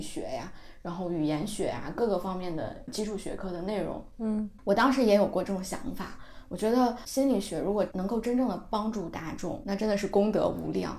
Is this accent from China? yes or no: yes; Hebei, China; 我河北人